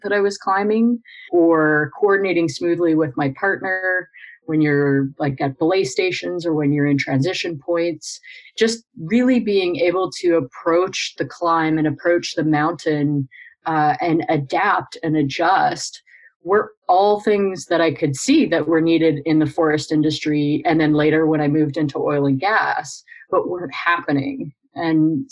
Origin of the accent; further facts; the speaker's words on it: Canada; I grew up climbing in the Canadian Rockies